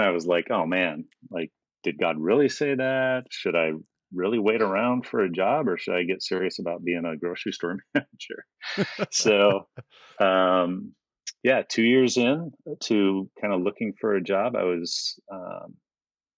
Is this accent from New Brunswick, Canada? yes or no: no; Calgary, Alberta, Canada; moved away as an adult; also born or lived in United States / Minnesota / Wheaton, Illinois; I grew up in Canada. I'm not Canadian. I was born in the States, but I grew up, most of my formative years were there.